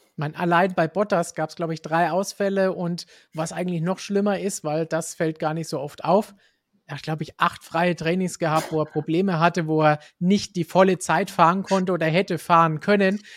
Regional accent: Germany; bei uns in Deutschland und Umgebung

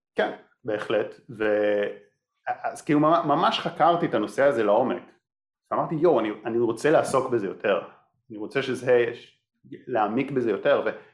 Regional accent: Israel; אני קיבוצניק

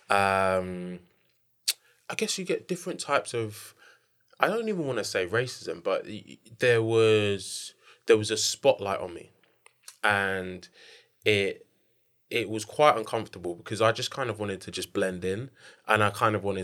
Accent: Nigeria; I'm Nigerian.

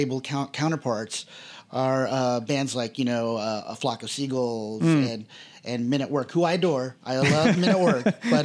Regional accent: Texas, United States; also born or lived in Austin; because I'm from Texas and because I've lived three times in Austin now

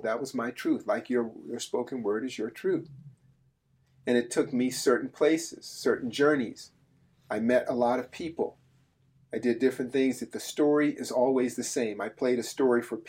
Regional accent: Berkeley, California, United States; I grew up in Berkeley, California

